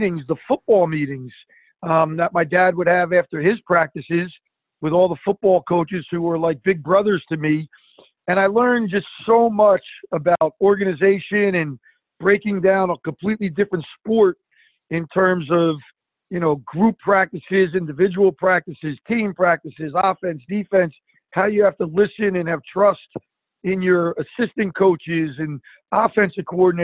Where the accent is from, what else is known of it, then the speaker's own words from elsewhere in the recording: East Orange, New Jersey, United States; also born or lived in Verona, New Jersey; we grew up in East Orange